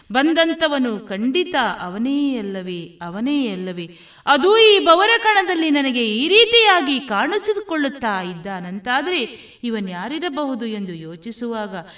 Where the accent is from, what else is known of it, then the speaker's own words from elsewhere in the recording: Shankaranarayana, Karnataka, India; moved away as an adult; also born or lived in Shivamogga; now in Puttur, India; ನಾನು ಹುಟ್ಟಿದ್ದು ಕುಂದಾಪುರದ ಶಂಕರ್ ನಾರಾಯಣ ಎನ್ನುವಂತ ಪುಟ್ಟಹಳ್ಳಿಯಲ್ಲಿ